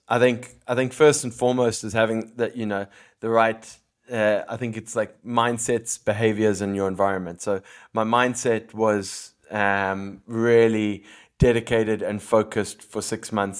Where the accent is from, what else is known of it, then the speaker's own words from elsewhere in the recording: Cape Town, Western Cape, South Africa; now in Philippines; growing up in Cape Town